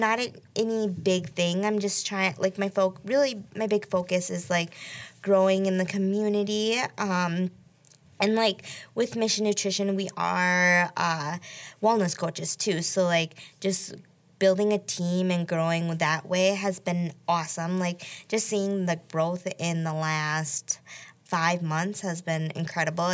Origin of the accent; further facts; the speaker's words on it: Colfax, Wisconsin, United States; moved away as an adult; also born or lived in South Korea; now in Marshfield, United States; I was raised in Colfax, Wisconsin, so that's about, like, 2 hours from here now